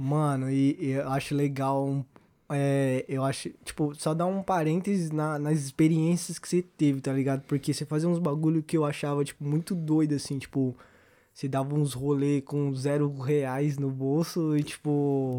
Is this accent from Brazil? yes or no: yes; Osasco, São Paulo, Brazil; O Ribeiro é uma é a escola onde a gente estudou aqui em Osasco